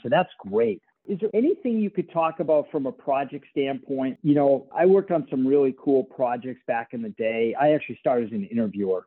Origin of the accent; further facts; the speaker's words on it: Boston, Massachusetts, United States; when I was growing up in Boston